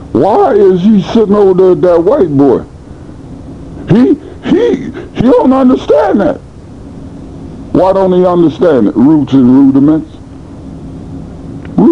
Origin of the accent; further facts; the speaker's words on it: United States; I'm American